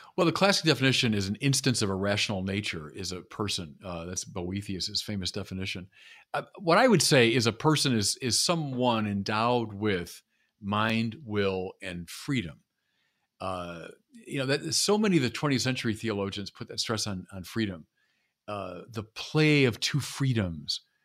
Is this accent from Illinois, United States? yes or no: yes; Chicago, Illinois, United States; moved away; I'm from Chicago